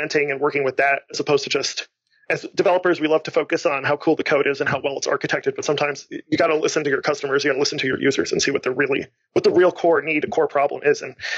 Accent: Lansing, Michigan, United States; I just started a meetup called Lansing Marketing Hackers, which is where I'm from. I'm from Lansing here

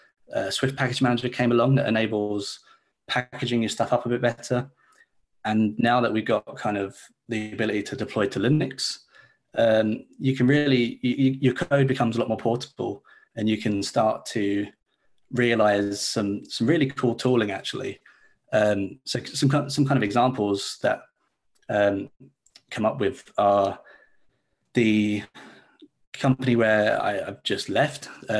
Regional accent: Leeds, Yorkshire and the Humber, United Kingdom; Hey, so yeah, I'm a developer from Leeds in the UK. So it's a bit of a time difference from you guys

